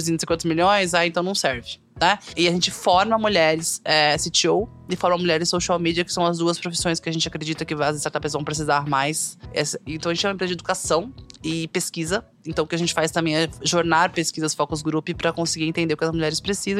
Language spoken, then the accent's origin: Portuguese; Northeast Region, Brazil; muito brasileira, nordestina